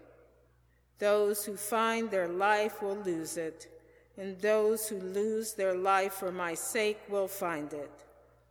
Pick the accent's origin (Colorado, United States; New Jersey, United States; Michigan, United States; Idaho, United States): Michigan, United States; Detroit; I was born and raised in Detroit, Michigan